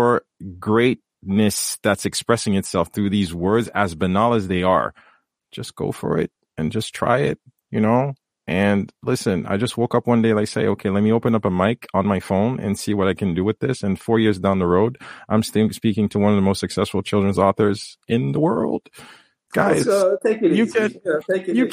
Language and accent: English; Haiti; I come from Haiti.